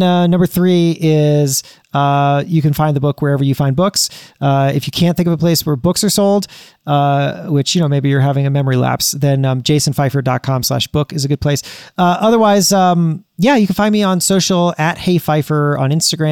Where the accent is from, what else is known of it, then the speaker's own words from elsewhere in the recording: South Florida, United States; I grew up in South Florida